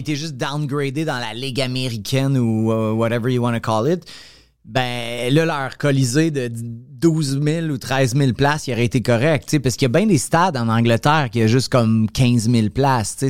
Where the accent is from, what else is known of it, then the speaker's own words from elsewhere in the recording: Montreal, Quebec, Canada; also born or lived in Laval; je viens de Montréal